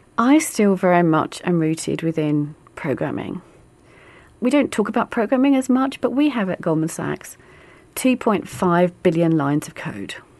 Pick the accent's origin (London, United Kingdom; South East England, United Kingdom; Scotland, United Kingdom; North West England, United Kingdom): London, United Kingdom; I'm from the East End of London